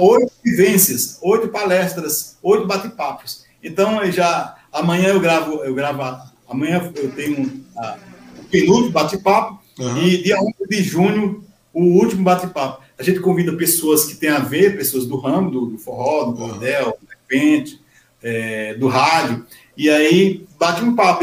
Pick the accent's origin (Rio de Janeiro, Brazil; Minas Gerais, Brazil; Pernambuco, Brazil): Pernambuco, Brazil; Araripina; also born or lived in Guaianases, São Paulo; now in Mogi das Cruzes, Brazil; nasci em Araripina. Sou da terra de Nabuco, Pernambuco